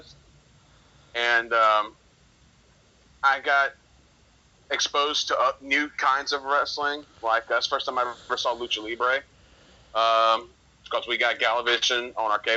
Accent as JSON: {"language": "English", "town": "Atlanta", "region": "Georgia", "country": "United States", "tie": "born or raised there", "said": "growing up in Metro Atlanta"}